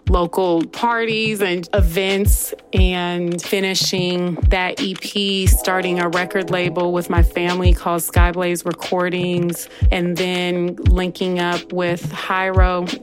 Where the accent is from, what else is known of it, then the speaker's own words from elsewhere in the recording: California, United States; I feel like that's the spirit that I'm proud of from the Bay Area.